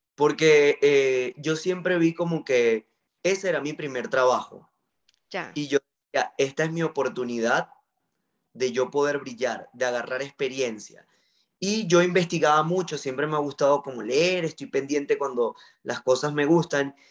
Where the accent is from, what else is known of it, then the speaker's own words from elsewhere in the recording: Maracaibo, Zulia, Venezuela; yo soy de Venezuela, nací en Maracaibo, estado Zulia